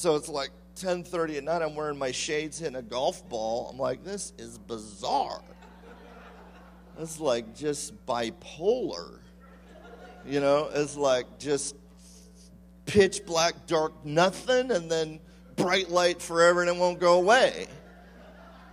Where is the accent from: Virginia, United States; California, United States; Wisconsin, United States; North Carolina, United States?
California, United States; I'm from California.